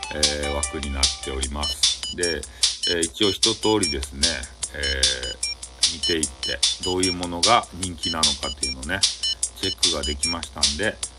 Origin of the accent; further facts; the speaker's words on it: Fukuoka, Japan; 博多の人間